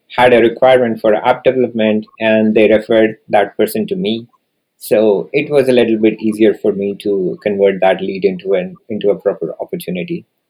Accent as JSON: {"language": "English", "country": "India", "tie": "born or raised there", "also_born_or_lived": "New Delhi, India / Japan", "moved": "as an adult", "lives_now": "Canada", "said": "So, I was born and raised in India, and I did my master's from the capital of India, which is New Delhi."}